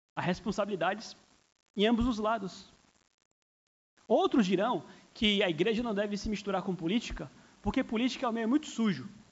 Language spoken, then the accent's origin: Portuguese; Brazil; somos cidadãos do Brasil, somos brasileiros